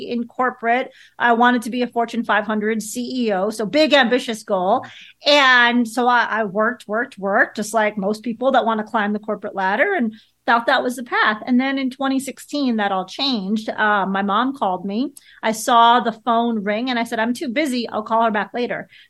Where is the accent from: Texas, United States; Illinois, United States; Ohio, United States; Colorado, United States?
Illinois, United States; Chicago; I grew up in Chicago and I was a Chicago Bears fan